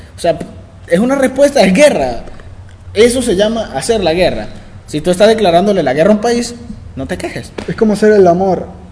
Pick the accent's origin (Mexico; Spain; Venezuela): Venezuela; Valencia, Carabobo; somos de Valencia, Estado Carabobo, Venezuela